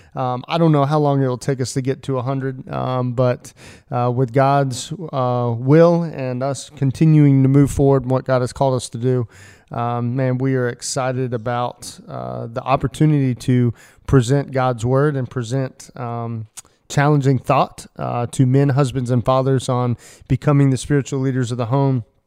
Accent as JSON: {"language": "English", "country": "United States", "said": "as an American male"}